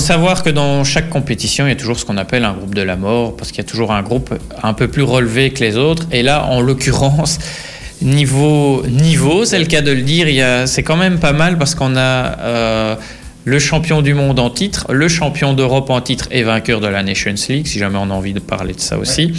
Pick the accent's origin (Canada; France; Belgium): Belgium; nous, en tant que Belges